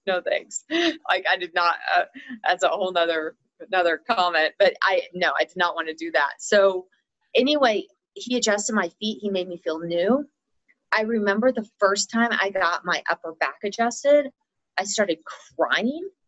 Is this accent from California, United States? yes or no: no; Texas, United States; now in Colorado, United States; I did most of my growing up in Texas, but we always had extended family here. So I was really between Colorado and Texas